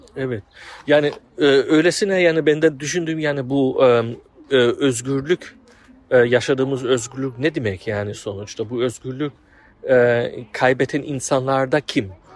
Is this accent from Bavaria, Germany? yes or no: no; Offenbach, Hesse, Germany; Turkish is a second language; moved away as an adult; also born or lived in Frankfurt; now in Berlin, Germany; önceden Offenbach e, şehirde doğdum ve büyüdüm